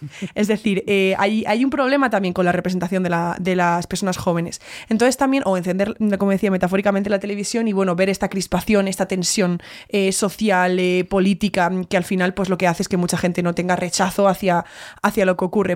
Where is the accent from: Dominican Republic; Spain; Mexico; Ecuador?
Spain; nosotras como españolas